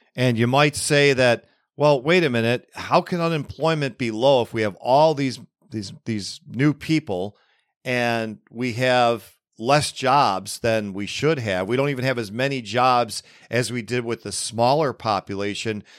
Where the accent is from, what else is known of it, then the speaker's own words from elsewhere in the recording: Buffalo, New York, United States; right here in my hometown of Buffalo, New York, although I, I live safely forty-five minutes northeast of it